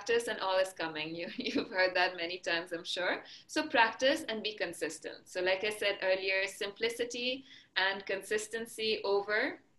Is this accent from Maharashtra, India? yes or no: yes; Maharashtra, India; first language Marathi; English is a second language; And my mother tongue is Marathi. So the state of Maharashtra, where Mumbai is, for example, is where we speak Marathi. So at home, we speak Marathi.